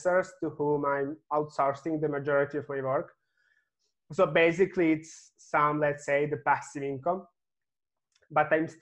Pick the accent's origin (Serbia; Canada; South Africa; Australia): Serbia; I'm coming from Serbia